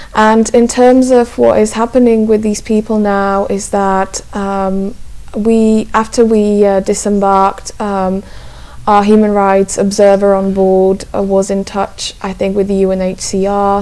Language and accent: English; Slovakia; I'm originally from Slovakia, and I, I mostly write in English